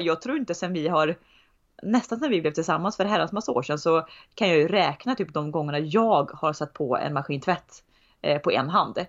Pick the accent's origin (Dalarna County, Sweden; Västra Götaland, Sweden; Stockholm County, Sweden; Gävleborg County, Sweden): Västra Götaland, Sweden; Tidaholm; also born or lived in Uddevalla / Skövde; där vi, där vi är uppvuxna, uppvuxna